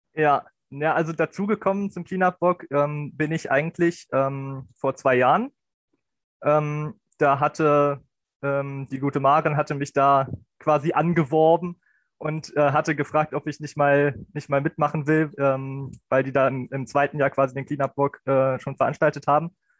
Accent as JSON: {"language": "German", "town": "Beierstedt", "region": "Lower Saxony", "country": "Germany", "said": "ich komme aus Bayerstedt, im Landkreis Helmstedt, Niedersachsen."}